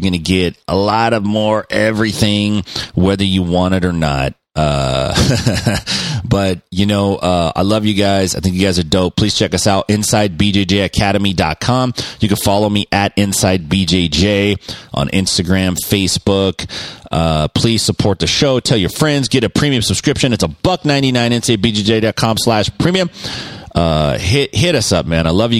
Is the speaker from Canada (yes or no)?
no; Mexico; I'm here from Mexico.